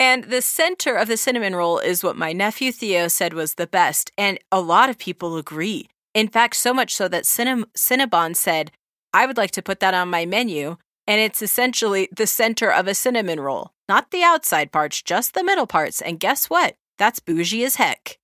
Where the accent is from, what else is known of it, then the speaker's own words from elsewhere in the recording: Southern California, United States; now in Utah, United States; When we were growing up in Southern California, we were also Mormons